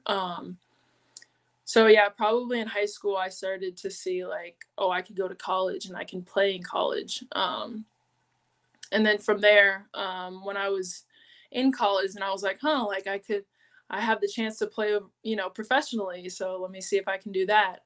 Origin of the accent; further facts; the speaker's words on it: San Diego, California, United States; also born or lived in Monterey, California; I was born in Monterey, California, but I was raised in San Diego, California